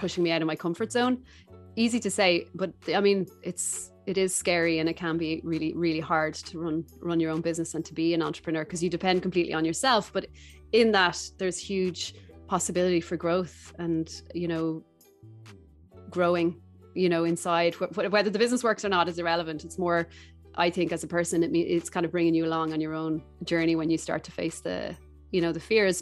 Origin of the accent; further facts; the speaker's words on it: Dublin, Leinster, Ireland; moved away as an adult; also born or lived in South America; I'm from Dublin originally